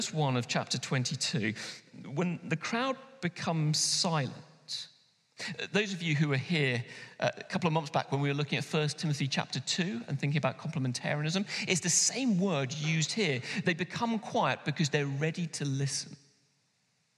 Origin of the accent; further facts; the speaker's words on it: London, United Kingdom; now in Manchester, United Kingdom; someone like me who grew up in London